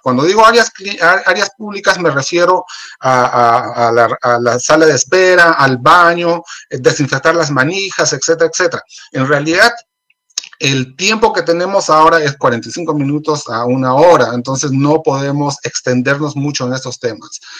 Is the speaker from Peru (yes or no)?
yes; Peru; moved away; hablo de Perú porque soy, soy de Perú